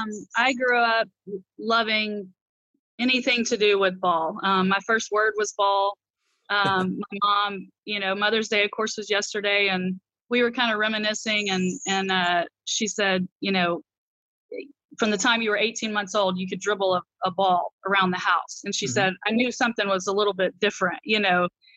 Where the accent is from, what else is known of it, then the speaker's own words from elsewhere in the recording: Albany, Georgia, United States; Yeah, and I'm from the South. I'm a Georgia peach through and through, but I don't really have much of an accent. But you know, it's Albany down there. You know, it's not Albany, New York. It's Albany, Georgia.